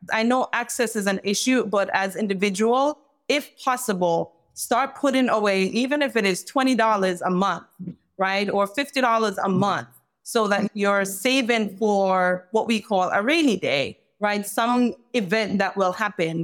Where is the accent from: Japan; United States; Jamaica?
Jamaica; moved away; I'm from Jamaica